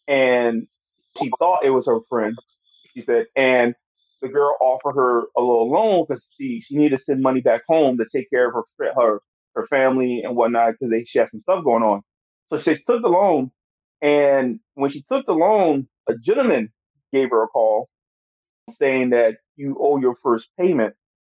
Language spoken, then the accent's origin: English; United States; now in South Korea; I'm from America.